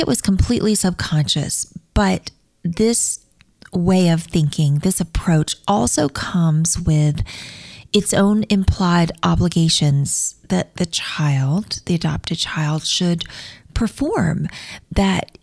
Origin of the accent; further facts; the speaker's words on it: Mobile, Alabama, United States; I was born in Mobile, Alabama, and I was placed with my forever family through the Catholic Social Services